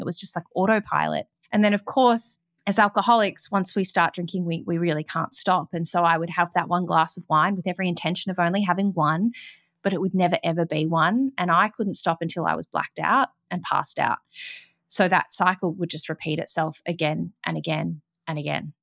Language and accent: English; Melbourne, Victoria, Australia; I grew up in Melbourne, Australia